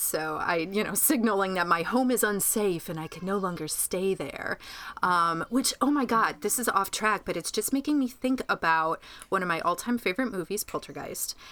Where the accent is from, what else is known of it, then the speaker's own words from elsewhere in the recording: Groton, New York, United States; in my hometown of Groton, New York